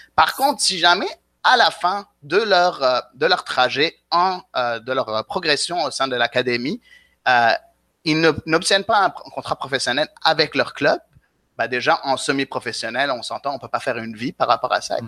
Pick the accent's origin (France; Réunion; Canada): Canada; Quebec; moi, écoute, euh, je suis québécois